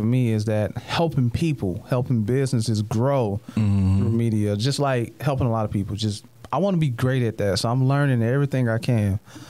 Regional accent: the South, United States; I'm from the South, so I say caramel.

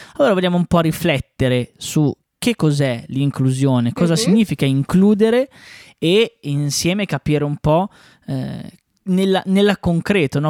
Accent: Bresso, Lombardy, Italy; sia io che l'Ale siamo di Bresso

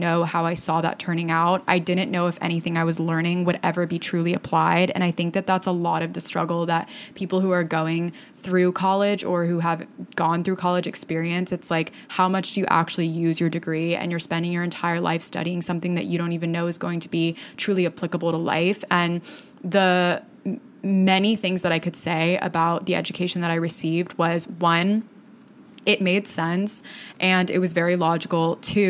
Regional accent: Florida, United States; I did everything that I could when I was in high school to get out of my hometown and get out of the state of Florida

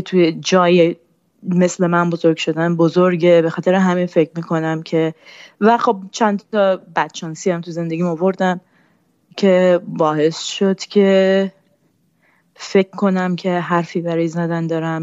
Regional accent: Iran; first language Persian; moved away as an adult; من فارسی زبان اولمه. من تا بیست و پنج سالگی ایران زندگی کردم.

